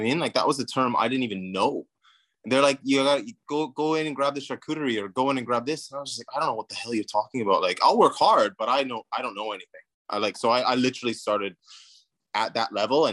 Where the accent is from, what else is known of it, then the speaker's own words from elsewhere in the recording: Vancouver, British Columbia, Canada; moved away as an adult; also born or lived in New Zealand; now in Toronto, Canada; I'm from Vancouver. So I'm a West Coast boy. I left home when I was about, I think just after high school.